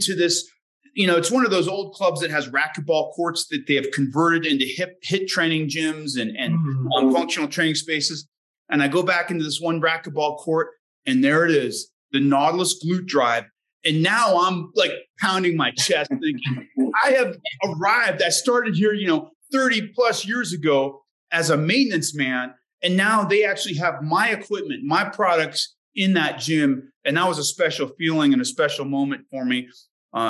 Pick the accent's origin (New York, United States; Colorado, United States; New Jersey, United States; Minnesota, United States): Colorado, United States; I grew up in Colorado